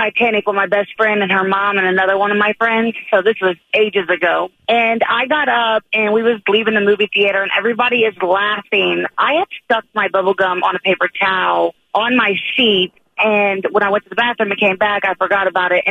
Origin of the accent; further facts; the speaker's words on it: Trenton, Ohio, United States; It's …. I'm from Trenton, Ohio.